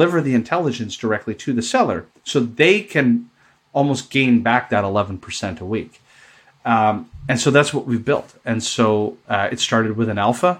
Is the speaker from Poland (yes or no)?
no; Canada; I'm Canadian